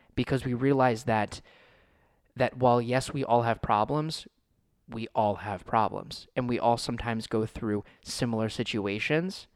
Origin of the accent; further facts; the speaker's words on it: United States; I was born in the United States